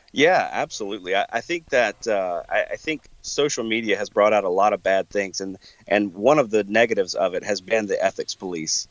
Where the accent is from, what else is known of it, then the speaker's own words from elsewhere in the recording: the South, United States; now in Wisconsin, United States; growing up in the South hunting in pretty tight cover